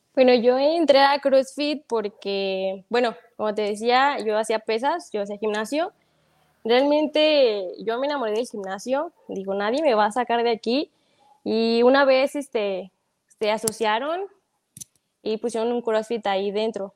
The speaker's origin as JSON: {"language": "Spanish", "town": "Guadalajara", "region": "Jalisco", "country": "Mexico", "tie": "born or raised there", "said": "Soy de aquí, soy nacida aquí. No, este, no soy de ningún otro lado, pero pues aquí somos de Guadalajara, del México"}